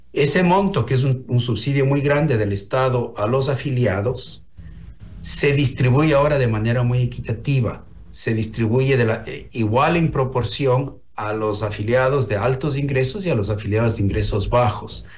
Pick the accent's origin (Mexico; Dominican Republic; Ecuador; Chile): Ecuador; como ecuatorianos